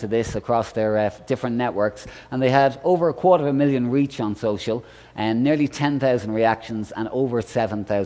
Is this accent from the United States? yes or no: no; Ireland; I'm Irish